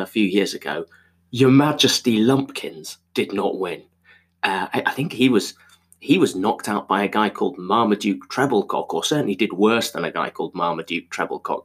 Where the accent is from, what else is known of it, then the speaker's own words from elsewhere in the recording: Zimbabwe; I was born in Zimbabwe